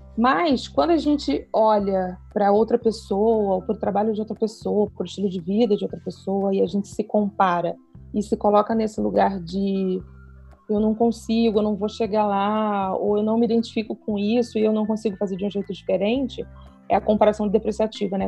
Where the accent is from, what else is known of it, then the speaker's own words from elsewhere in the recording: Rio de Janeiro, Brazil; now in Petrópolis, Brazil; sou carioca, moro em Petrópolis